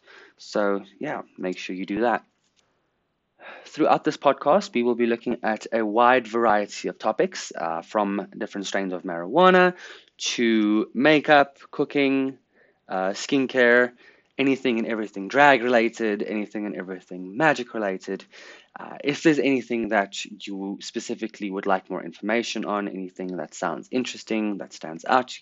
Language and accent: English; Pretoria, Gauteng, South Africa; I was born in Pretoria, South Africa on the 24th of December, 1999.